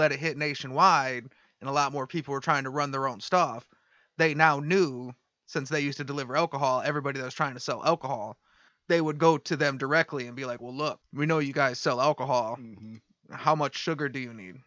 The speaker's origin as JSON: {"language": "English", "town": "Detroit", "region": "Michigan", "country": "United States", "said": "we're from Detroit"}